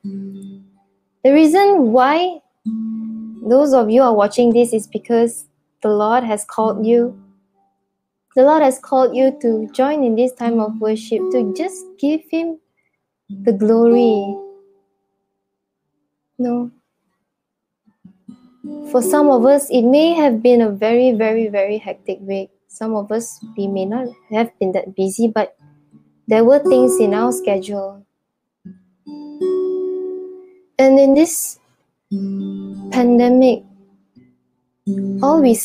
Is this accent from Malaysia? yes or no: yes; Sitiawan, Perak, Malaysia; now in Kuala Lumpur, Malaysia; I'm originally from Setiawan Perak, but I'm currently working in KL